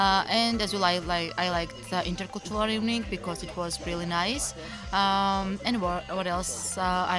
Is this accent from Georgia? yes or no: yes; Georgia; I'm from Georgia.